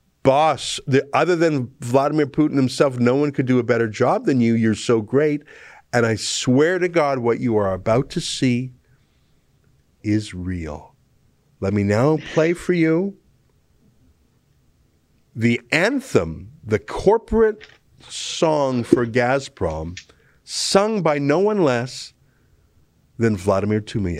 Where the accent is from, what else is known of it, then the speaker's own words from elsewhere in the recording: Dnipro, Dnipropetrovsk Oblast, Ukraine; You know, I'm from Russia. I told you. I'm from Dnipro. It's actually from Ukraine.